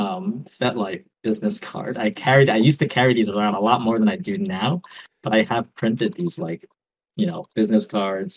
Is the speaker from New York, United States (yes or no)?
yes; New York, United States; moved away as an adult; now in Oakland, United States; I grew up in New York, moved to Oakland 2 years ago